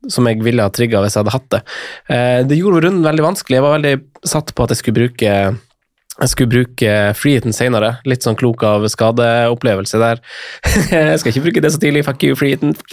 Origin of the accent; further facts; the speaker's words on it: Eastern Norway, Norway; Hun er derfra, jeg kommer jo fra, fra Østlandet